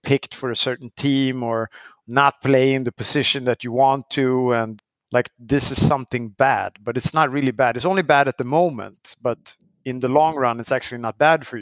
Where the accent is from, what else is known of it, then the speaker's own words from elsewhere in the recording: Sweden; moved away as an adult; also born or lived in Chicago; growing up in Sweden